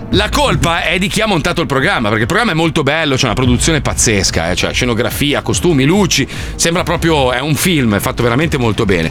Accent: United States; now in Italy; Io che sono americano

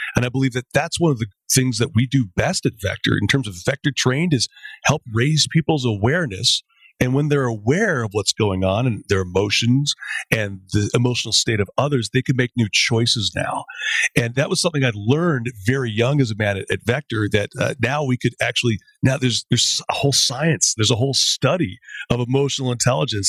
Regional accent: Canada

